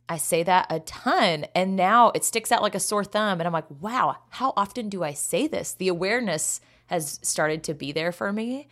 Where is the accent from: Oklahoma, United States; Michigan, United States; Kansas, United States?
Kansas, United States; growing up in Kansas.